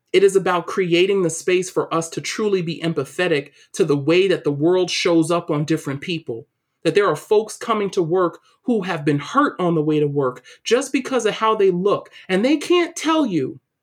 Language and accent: English; New York City, New York, United States; moved away as an adult; also born or lived in Waltham, Massachusetts; growing up in East New York, Brooklyn